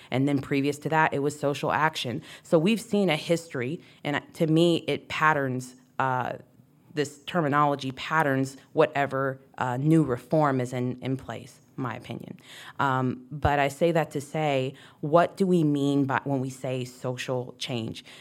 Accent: Texas, United States; moved away; The way we speak, we, I say, would say y'all, I'm from Texas

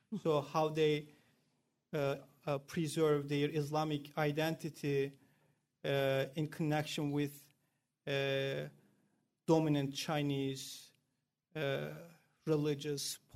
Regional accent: Turkey; moved away as an adult; also born or lived in China; now in Iowa, United States; I'm from originally Turkey. Turkey. So I grew mm-hmm. up there. I completed my BA there

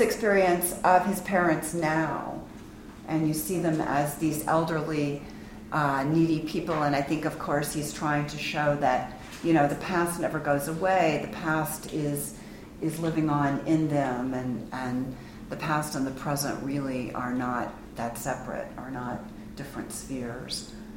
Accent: Memphis, Tennessee, United States; I am from Memphis

